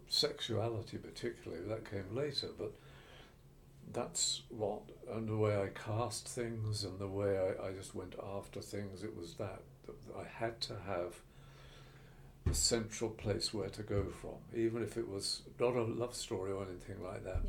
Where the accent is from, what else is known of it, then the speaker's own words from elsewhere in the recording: Ilford, London, United Kingdom; I was from Ilford and places like